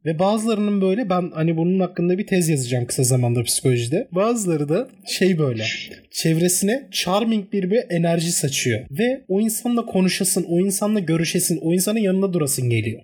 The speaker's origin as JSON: {"language": "Turkish", "country": "Turkey", "said": "İyi ki Türk'üm."}